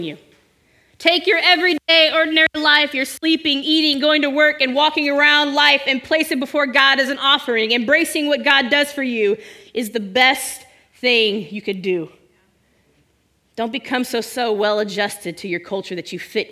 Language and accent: English; Bay Area, California, United States; I'm from the Bay Area